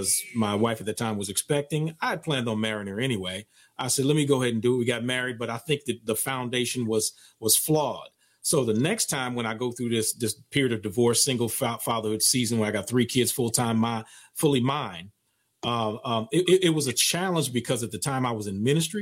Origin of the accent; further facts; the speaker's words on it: Oakland, California, United States; moved away as an adult; also born or lived in East Coast; I moved to the East Coast from Oakland in 83 to go to college